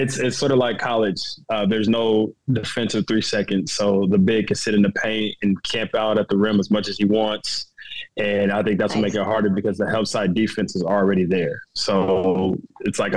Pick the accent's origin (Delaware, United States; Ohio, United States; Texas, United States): Ohio, United States; Middletown; moved away as an adult; now in France; grew up in Middletown, Ohio, in a basketball family